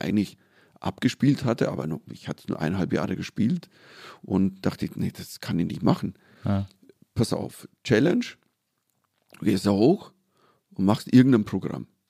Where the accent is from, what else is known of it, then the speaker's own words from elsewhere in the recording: Germany; als Deutscher